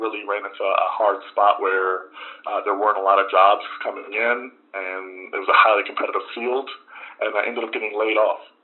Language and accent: English; Frederick, Maryland, United States; Well, I, I grew up in Frederick, Maryland. Um, I was uh, son to a single mother